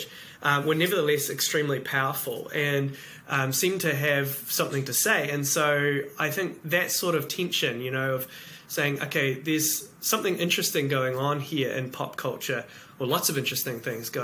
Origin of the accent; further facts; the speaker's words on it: New Zealand; also born or lived in Cambridge, New Zealand; I am from New Zealand and live in a place called Cambridge